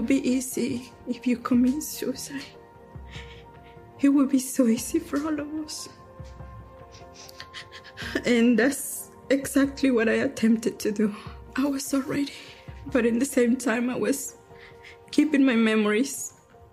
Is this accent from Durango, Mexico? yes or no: yes; Durango, Mexico; moved away as an adult; now in United States; I am from Durango, Mexico. I came to this country in 2005